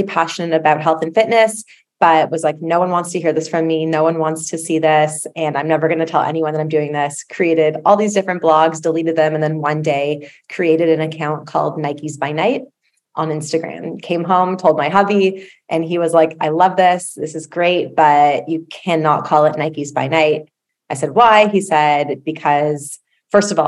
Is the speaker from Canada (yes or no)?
yes; Toronto, Ontario, Canada; I am from Toronto.